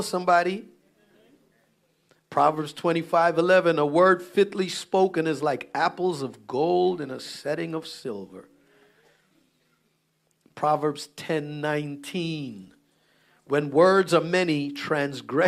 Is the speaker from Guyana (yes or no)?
yes; Guyana; we Guyanese, so we grew up around Caribbean church